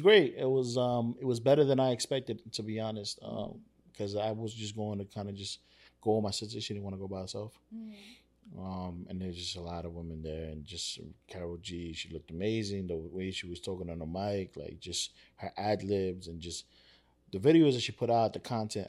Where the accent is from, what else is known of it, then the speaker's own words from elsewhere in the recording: New York City, New York, United States; I grew up in Spanish Harlem.